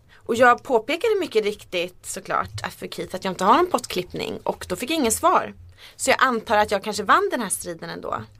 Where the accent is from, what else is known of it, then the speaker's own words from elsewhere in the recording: Sweden; accent: rikssvenska (Standard Swedish); min rikssvenska dialekt